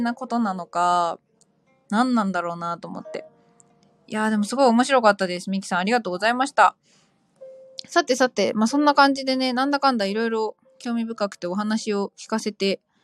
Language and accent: Japanese; Kanto, Japan; 若干田舎気味の関東生まれ、関東育ちなので